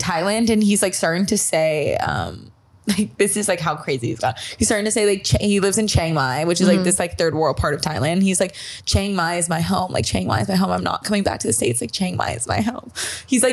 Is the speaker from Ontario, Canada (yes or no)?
yes; Toronto, Ontario, Canada; moved away; I didn't talk to him when I lived in Toronto. Like I'm from Toronto